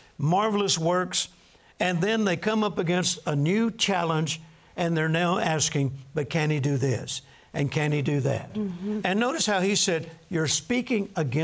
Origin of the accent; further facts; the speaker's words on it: Texas, United States; I'm from Texas